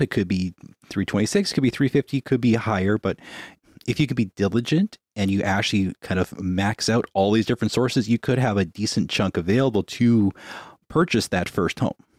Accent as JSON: {"language": "English", "town": "Winnipeg", "region": "Manitoba", "country": "Canada", "said": "We're from Winnipeg."}